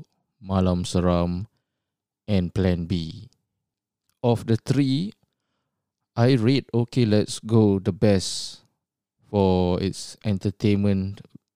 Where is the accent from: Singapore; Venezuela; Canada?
Singapore; moved away as an adult; now in Australia; Even though I've been based in Australia for almost 20 years, I was born and bred in Singapore.